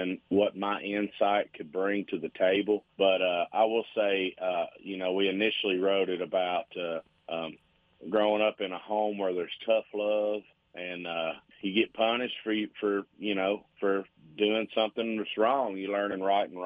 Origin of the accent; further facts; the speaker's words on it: Burgin, Kentucky, United States; moved away as an adult; now in Nashville, United States; I grew up in Bergen, Kentucky, which borders Lancaster, Kentucky.